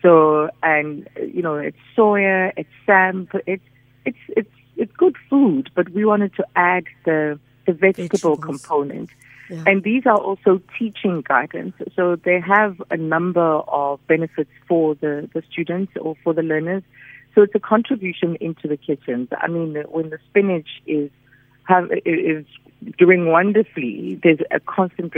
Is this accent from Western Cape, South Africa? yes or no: no; Soweto, Gauteng, South Africa; when we were growing up in Soweto